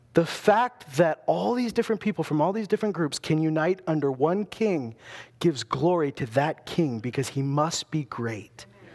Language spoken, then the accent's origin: English; Loon Lake, Saskatchewan, Canada; I wasn't a small town guy. I came from Loon Lake, but those Loon Lakers were not like me.